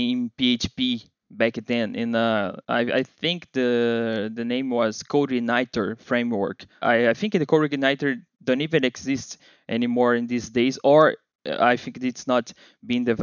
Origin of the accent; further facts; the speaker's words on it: Rio de Janeiro, Brazil; accent: Brazilian; English is a second language; I am here from Brazil, Rio de Janeiro